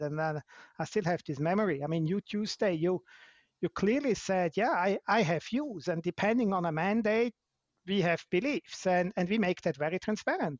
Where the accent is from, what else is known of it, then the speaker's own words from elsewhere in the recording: Switzerland; I'm not South African, I'm Swiss by, by nature